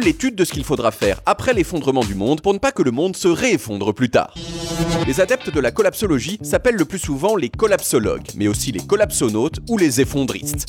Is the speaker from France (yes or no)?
no; Portugal; je suis portugais